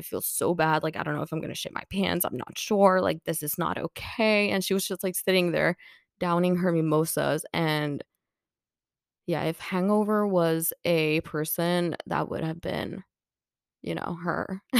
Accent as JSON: {"language": "English", "country": "Finland", "second_language": "English", "said": "And, you know, we're like, yeah, we're from Finland. And he's like, right, yeah, makes sense. You know, everyone always thinks that us from Finland, we're like alcohol"}